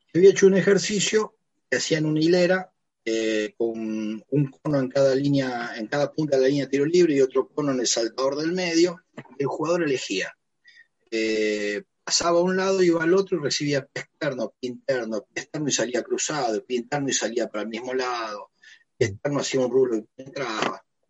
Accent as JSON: {"language": "Spanish", "town": "Pergamino", "region": "Buenos Aires Province", "country": "Argentina", "moved": "yes", "lives_now": "Pehuajó, Argentina", "said": "yo vivo en Pehuajó, soy de Pergamino"}